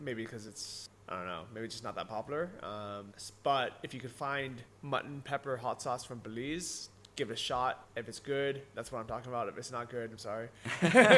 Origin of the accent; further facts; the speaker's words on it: United States; moved away; back in the US